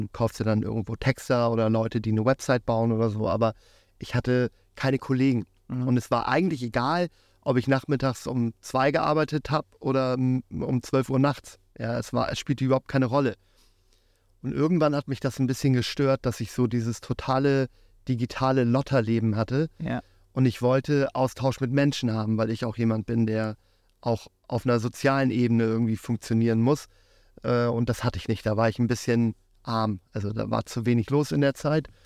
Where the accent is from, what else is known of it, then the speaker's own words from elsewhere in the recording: Germany; born there; also born or lived in Africa; Ich bin zwar in Deutschland geboren, aber habe lange in Afrika gelebt, hatte da sehr viel Kontakt mit fremdländischer Küche